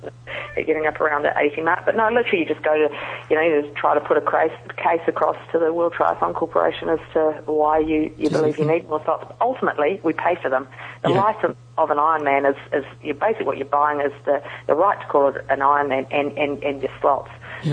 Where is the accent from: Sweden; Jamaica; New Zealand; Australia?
New Zealand; and I'm actually from New Zealand.